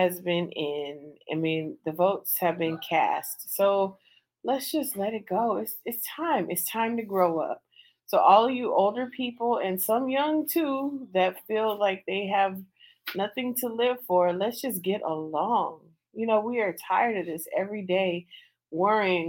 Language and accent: English; California, United States; moved away as an adult; also born or lived in Georgia; now in Washington, D.C., United States; Growing up in California